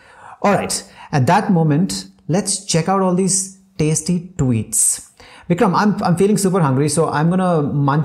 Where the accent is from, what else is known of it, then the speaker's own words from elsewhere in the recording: India; We are like Indian Asians